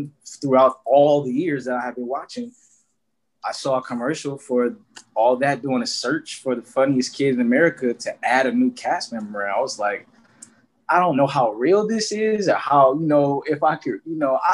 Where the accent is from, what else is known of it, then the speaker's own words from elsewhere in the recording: Flint, Michigan, United States; I'm from Flint, Michigan